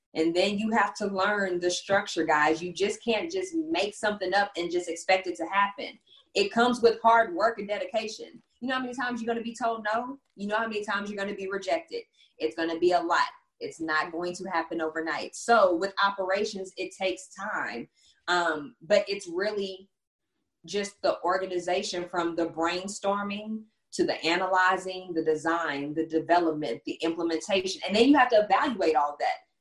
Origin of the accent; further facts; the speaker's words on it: Texas, United States; also born or lived in Houston; I'm from Texas